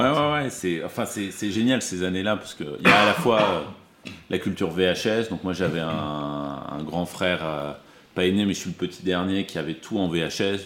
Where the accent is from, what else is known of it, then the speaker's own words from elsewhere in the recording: Dijon, Bourgogne-Franche-Comté, France; moved away as an adult; also born or lived in Lille / Arizona; now in Paris, France; J'ai grandi en, Bourgogne à Dijon